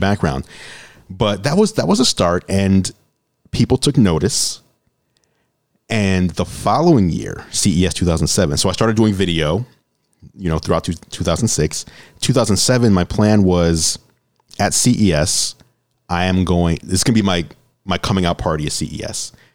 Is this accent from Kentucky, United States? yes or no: no; New York City, New York, United States; moved away as an adult; also born or lived in Olympia; now in Seattle, United States; I grew up in New York City